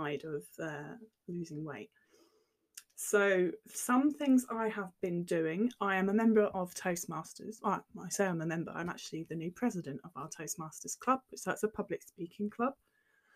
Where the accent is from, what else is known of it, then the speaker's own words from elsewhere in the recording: near Cambridge, East of England, United Kingdom; I grew up near Cambridge, so you cycle everywhere.